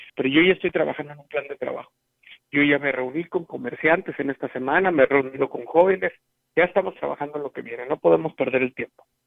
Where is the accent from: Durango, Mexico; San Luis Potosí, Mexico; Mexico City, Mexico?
San Luis Potosí, Mexico; Huehuetlán; mi pueblo